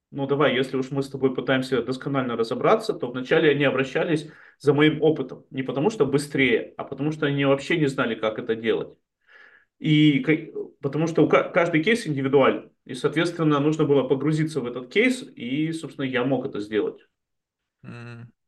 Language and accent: Russian; Chelyabinsk, Chelyabinsk Oblast, Russia; moved away as an adult; also born or lived in Israel; now in Spain; я, я из Челябинска приехал